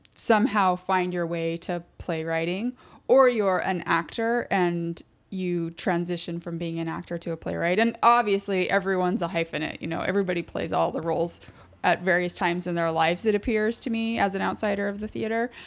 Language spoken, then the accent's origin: English; Utah, United States; now in New York, United States; I'm from Utah